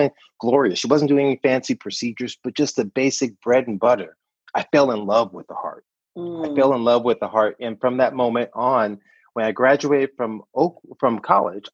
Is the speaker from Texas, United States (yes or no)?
no; Compton, California, United States; any good native Southern Californian. I grew up in Compton, California